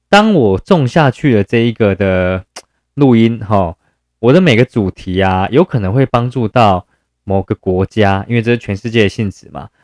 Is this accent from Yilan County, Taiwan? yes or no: yes; Yilan County, Taiwan; 因为我是宜兰人嘛